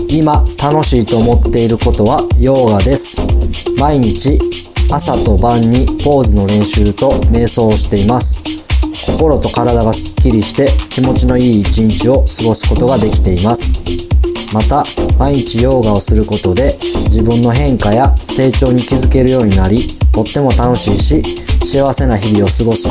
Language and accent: English; Kyoto, Japan; English is a second language; I'm from Kyoto, Japan.